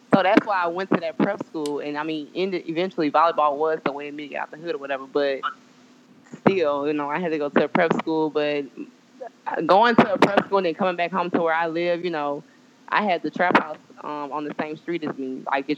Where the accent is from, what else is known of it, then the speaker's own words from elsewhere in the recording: West Baton Rouge, Louisiana, United States; now in Baton Rouge, United States; I'm just a local Baton Rouge chick. I'm from West Baton Rouge. I grew up in Lukeville, but that's like the hood, so.